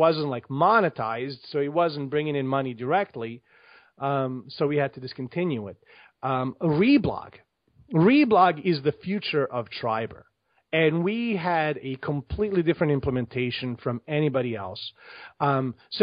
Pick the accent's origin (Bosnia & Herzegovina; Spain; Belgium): Bosnia & Herzegovina; now in United States; I grew up in Bosnia. I grew up during the war in the 90s. I left Bosnia in like mid-90s and came to the United States.